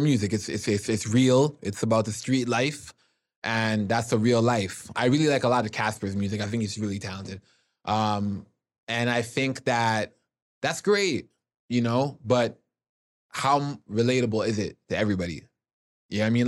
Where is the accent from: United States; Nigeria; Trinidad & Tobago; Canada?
Canada; Toronto, Ontario; Growing up in Jane and Finch, my mom kept me locked in the house